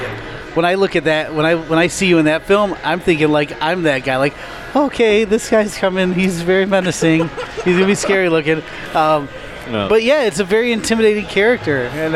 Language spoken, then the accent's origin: English; Chicago, Illinois, United States; and I'm from Chicago